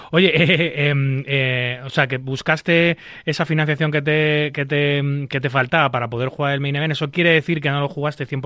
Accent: Spain; si nos cruzamos vamos a respetarnos un poquito que somos españoles

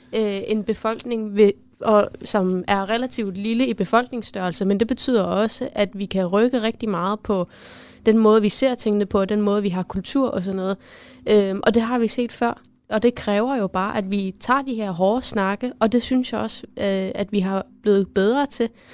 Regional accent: Greenland; derhjemme i Grønland

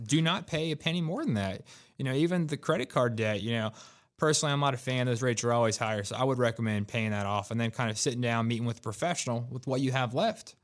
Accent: Raleigh, North Carolina, United States; I was born and raised in Raleigh. I've been here most of my life

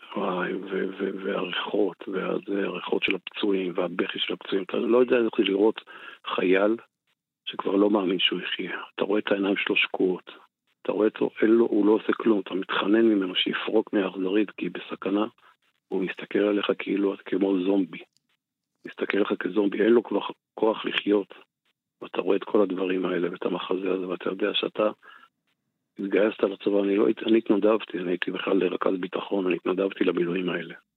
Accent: Golan Heights, Northern District, Israel; אני באתי מרמת הגולן, הייתי, חייתי, אתה יודע, בבועה

